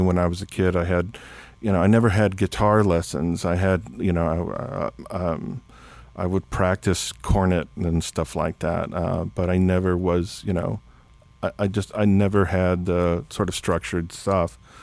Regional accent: South Texas, United States; growing up in South Texas

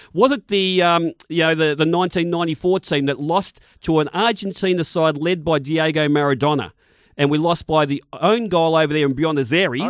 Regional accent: Footscray, Victoria, Australia; my local club was Footscray JUST because I'm obviously from the Footscray area

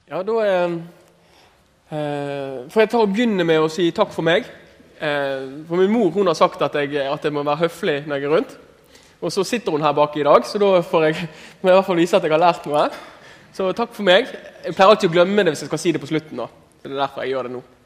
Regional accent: Askøy, Vestland, Norway; jeg er fra Askøy og har veldig bra foreldre

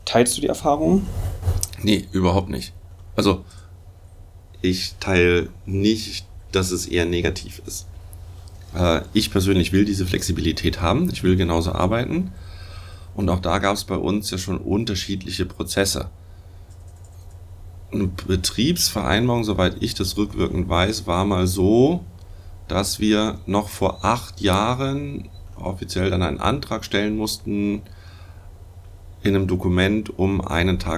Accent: Hamburg, Germany; Ich komme eigentlich aus Hamburg, daher auch Moin Moin mal vorhin.

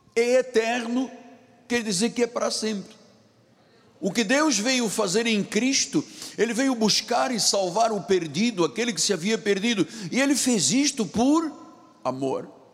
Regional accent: Luanda, Luanda Province, Angola; moved away; lá no meu país onde eu nasci, em Angola e Luanda.

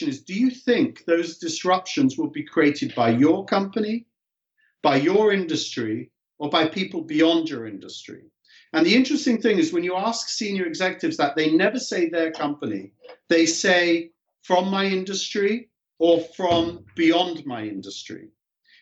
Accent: England, United Kingdom; moved away as an adult; now in California, United States; As a young kid growing up in England

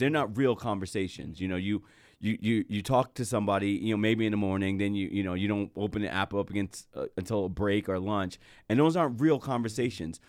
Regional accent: New Jersey, United States; I'm from Jersey, it's, you know, was a predominantly white area that I grew

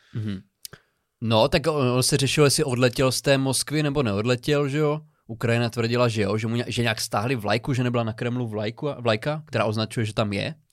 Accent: Přerov, Olomouc Region, Czechia; pocházím z, z Přerova

